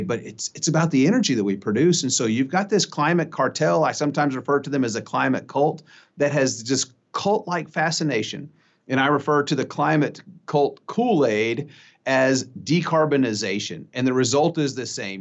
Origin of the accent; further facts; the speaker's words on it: Texas, United States; as a Texan